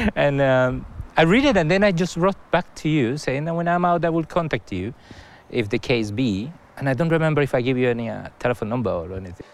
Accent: Colombia; English is a second language; moved away; to send me back to Colombia

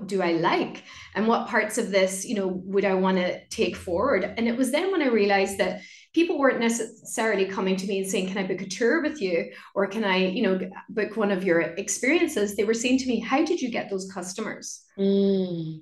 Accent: Ireland; moved away as an adult; also born or lived in London; So I moved back home and very quickly I started to see my hometown through very different eyes. I just started to see how beautiful it was how cultural it was. Like I used to speak Irish, it's an Irish speaking community.

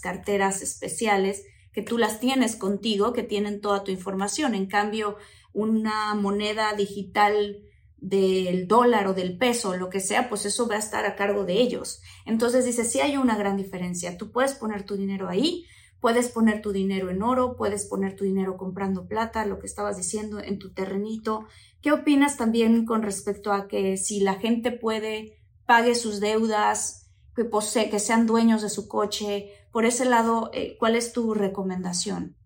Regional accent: Mexico; en mi país, por ejemplo, en México

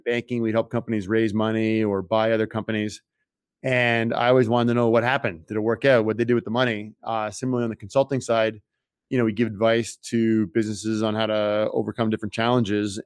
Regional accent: Toronto, Ontario, Canada; moved away as an adult; also born or lived in France; I grew up in Toronto, Canada

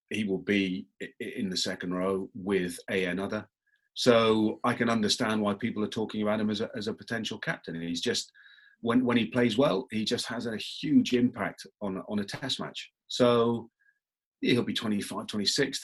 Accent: England, United Kingdom; I'm very English

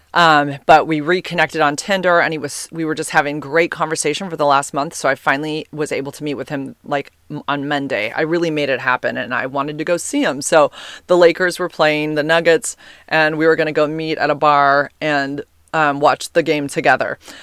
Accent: United States; accent: American; my American accent

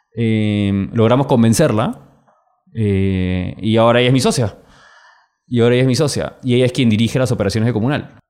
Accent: Peru; ¿de dónde eres? Perú.

